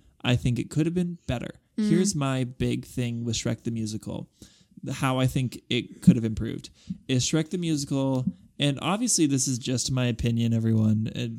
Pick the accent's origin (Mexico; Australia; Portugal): Mexico; Guadalajara, Jalisco